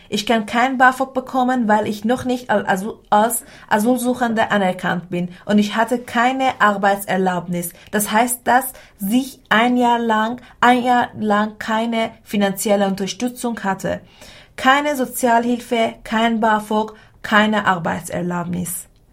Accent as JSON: {"language": "German", "country": "Iran", "tie": "born or raised there", "second_language": "German", "moved": "as an adult", "lives_now": "Marburg, Germany", "said": "ich in meinem Heimatland ein Abitur hatte"}